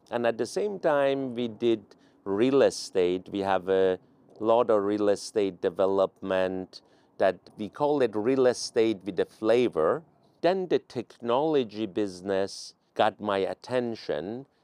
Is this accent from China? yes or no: no; Tehran, Tehran Province, Iran; also born or lived in Palo Alto, United States; now in United States; I'm originally from Iran, Tehran